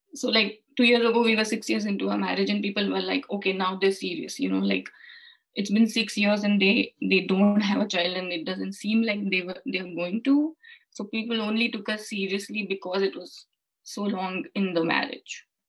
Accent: India; moved away as an adult; now in United Kingdom; I'm originally from India. Mm-hmm. Uh, and we moved to the UK last year

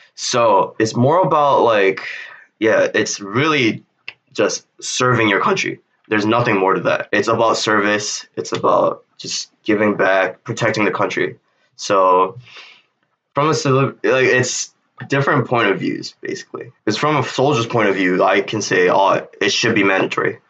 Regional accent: South Korea; I am from South Korea.

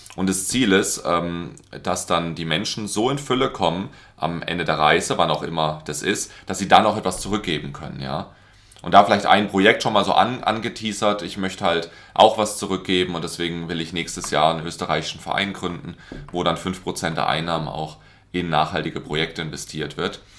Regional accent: Karlsruhe, Baden-Württemberg, Germany; ich komme aus Karlsruhe

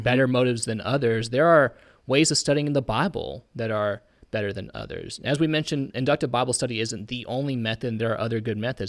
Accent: Indiana, United States; I'm from Indiana.

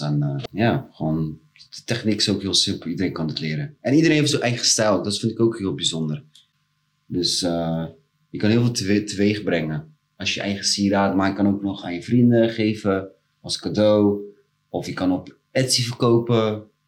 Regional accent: Rotterdam, South Holland, Netherlands; ik kom zelf uit Delzave.

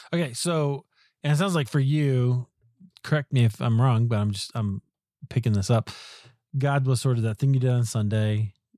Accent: Iowa, United States; now in Colorado, United States; I grew up in Iowa, so California is exotic as far as I'm concerned

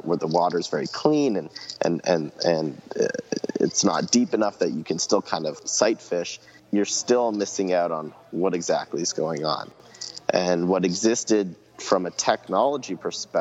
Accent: Ontario, Canada; growing up in Ontario, Canada

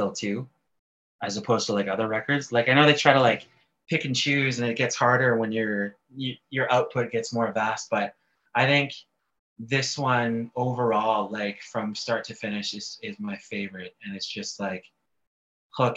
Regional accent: Canada; being Canadian

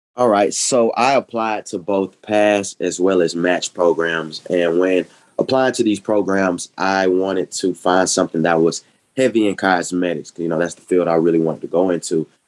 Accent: Decatur, Georgia, United States; I am from Decatur, where it's greater.

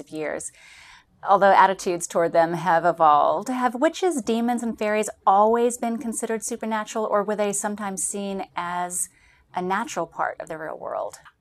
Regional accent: near Salem, Massachusetts, United States; I grew up near Salem, Massachusetts

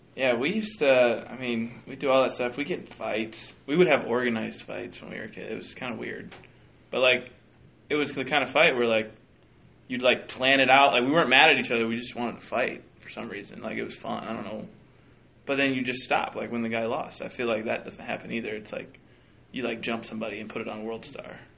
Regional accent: Minnesota, United States; I'm technically a Minnesotan

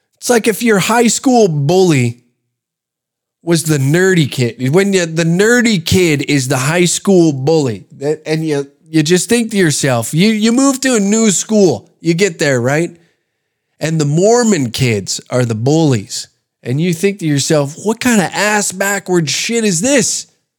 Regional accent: Canada; the joy of being Canadian

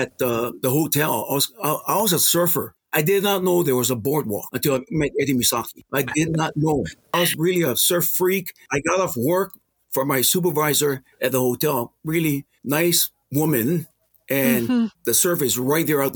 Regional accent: Molokai, Hawaii, United States; also born or lived in Oahu; Growing up on Molokai... In the 70s, the only work for the high school kids during the summer, guaranteed job, is working the pineapple fields.

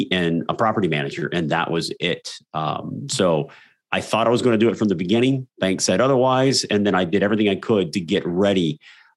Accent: South Texas, United States; that was my life growing up in South Texas.

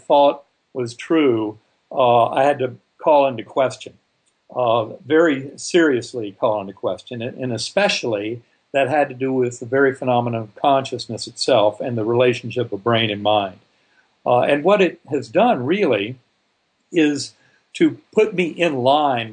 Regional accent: North Carolina, United States; I grew up in North Carolina

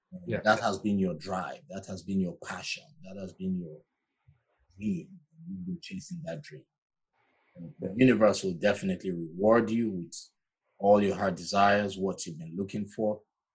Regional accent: Nigeria; now in Georgia, United States; Originally from Nigeria.

